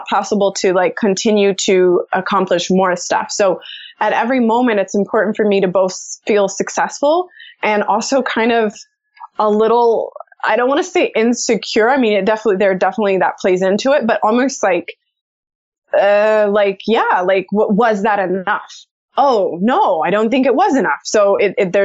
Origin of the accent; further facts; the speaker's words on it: United States; also born or lived in Austin, Texas; I grew up in the United States